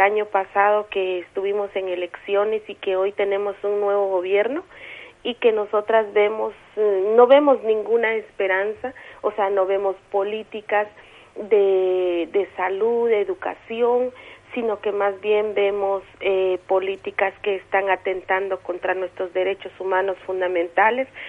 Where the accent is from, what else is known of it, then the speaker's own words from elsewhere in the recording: San Juan Sacatepéquez, Guatemala Department, Guatemala; soy una mujer maya cachiquel del municipio de San Juan Zacatepeques